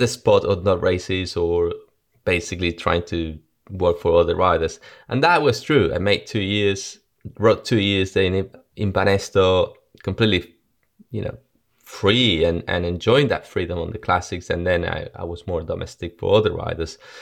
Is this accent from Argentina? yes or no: yes; Argentina; moved away; also born or lived in Spain; I was born in Argentina and, um, my dad died in a car crash when I was three, four years old